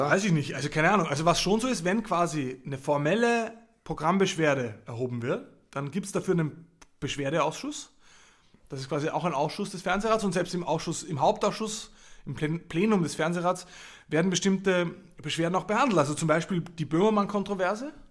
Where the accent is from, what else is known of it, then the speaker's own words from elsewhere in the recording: Linz, Upper Austria, Austria; aus Linz, aus meiner Heimatstadt